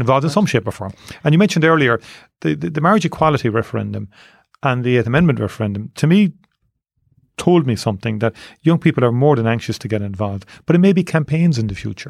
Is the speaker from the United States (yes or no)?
no; Cork, Munster, Ireland; born or raised there